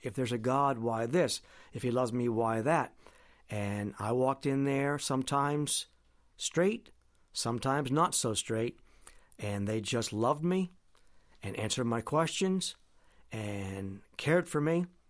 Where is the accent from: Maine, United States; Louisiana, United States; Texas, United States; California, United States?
Maine, United States; Presque Isle; back in my hometown now in Presque Isle